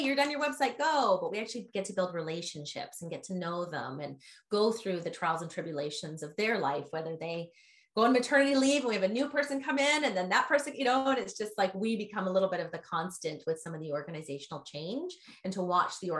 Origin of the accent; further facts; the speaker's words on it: Canada; also born or lived in Vancouver; now in San Francisco, United States; I'm originally from Canada, but my heart's in San Francisco